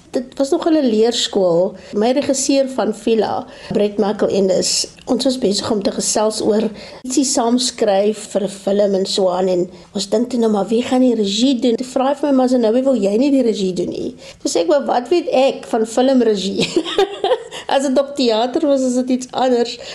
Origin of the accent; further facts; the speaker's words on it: Namibia; moved away; Ek kom van Namibië oorspronklik